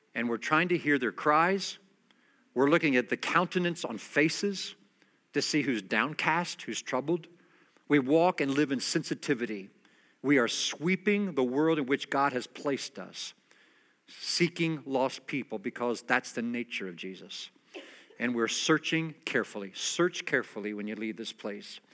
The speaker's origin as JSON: {"language": "English", "country": "United States", "said": "I'm an American"}